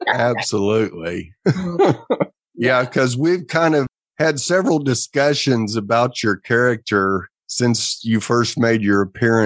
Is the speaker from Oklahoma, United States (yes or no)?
yes; Oklahoma, United States; also born or lived in Texas; now in Missouri, United States; I was raised in Oklahoma, but have lived all over the country last 20 years in Texas.